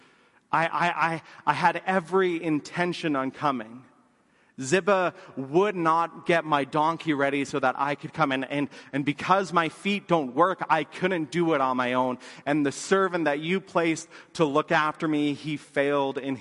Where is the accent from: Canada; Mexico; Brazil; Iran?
Canada; Lethbridge, Alberta; we grew up in Lethbridge